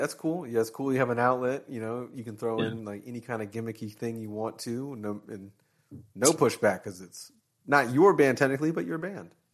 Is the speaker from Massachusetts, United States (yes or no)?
no; Florida, United States; I was from Florida